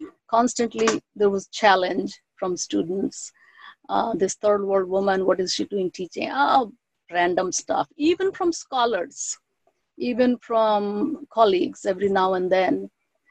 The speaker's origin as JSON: {"language": "English", "country": "India", "first_language": "Bengali", "second_language": "English", "said": "I am trilingual, so Bengali is my mother tongue. Hindi, I grew up learning."}